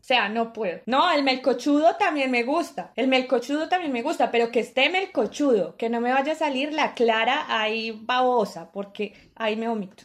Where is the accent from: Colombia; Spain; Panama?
Colombia; siendo colombiano